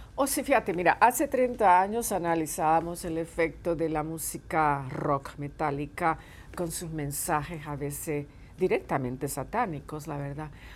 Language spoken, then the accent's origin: Spanish; Puerto Rico; now in California, United States; tengo muchos lazos con mi, con mi isla, con mi país de origen.